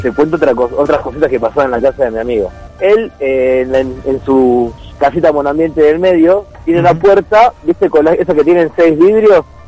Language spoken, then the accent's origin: Spanish; Mar del Plata, Buenos Aires Province, Argentina; also born or lived in Miramar; Ahí en el barrio yo me crié por el puerto